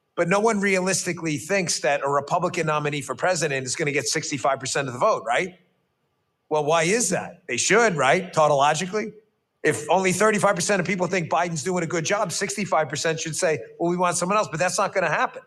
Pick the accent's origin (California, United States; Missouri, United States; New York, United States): New York, United States; New York City; I grew up in New York City